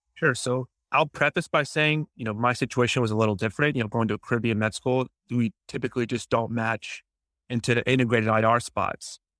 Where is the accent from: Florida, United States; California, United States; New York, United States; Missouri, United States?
Florida, United States; Jacksonville; also born or lived in Grenada; my hometown, Jacksonville, Florida